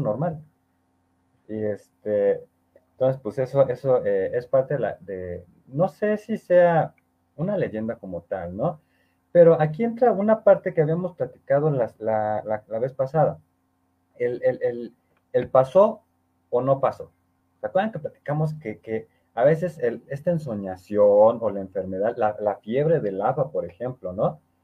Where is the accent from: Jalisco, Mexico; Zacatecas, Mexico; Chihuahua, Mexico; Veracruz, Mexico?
Veracruz, Mexico; Orizaba; mi tierra, Orizaba